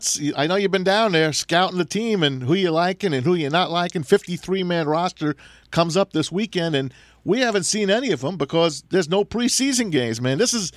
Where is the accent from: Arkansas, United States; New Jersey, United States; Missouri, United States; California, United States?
New Jersey, United States; now in Michigan, United States; I grew up in New Jersey